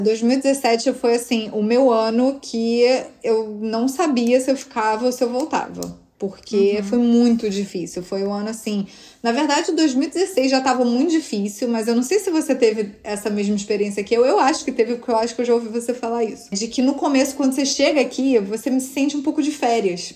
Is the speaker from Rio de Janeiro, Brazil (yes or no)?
yes; Rio de Janeiro, Brazil; accent: carioca; moved away as an adult; also born or lived in São Paulo, Brazil; now in New York, United States; meu sotaque é carioca, mas assim, eu morei seis anos em São Paulo antes de vir para Nova York